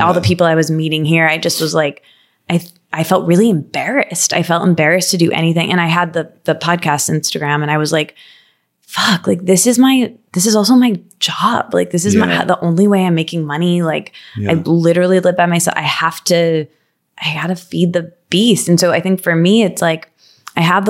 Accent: Midwest, United States; moved away; also born or lived in New York; I'm from the Midwest

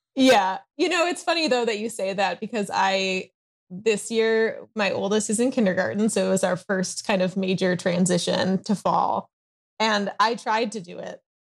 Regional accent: Chicago, Illinois, United States; also born or lived in East Coast; now in Southern California, United States; I live in Southern California, although I am originally from the Chicago area and lived, um, on the East Coast for a while

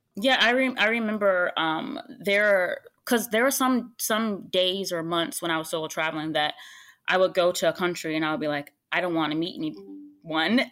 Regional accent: United States; I'm American

